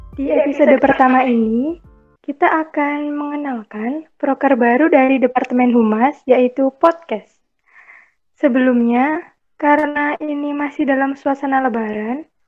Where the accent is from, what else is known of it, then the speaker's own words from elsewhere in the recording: Surabaya, East Java, Indonesia; Asal saya dari Surabaya